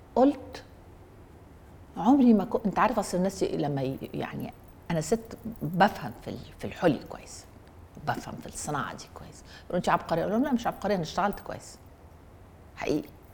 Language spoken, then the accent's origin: Arabic; Egypt; انا مصري انا عربي